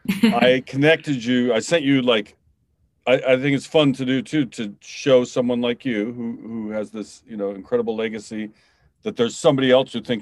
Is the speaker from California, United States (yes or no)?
no; Seattle, Washington, United States; We're from Seattle, and Sue Bird's fucking awesome.